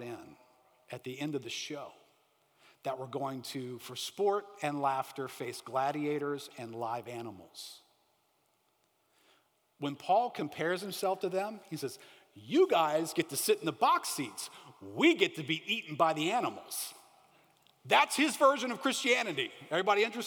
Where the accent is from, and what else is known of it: United States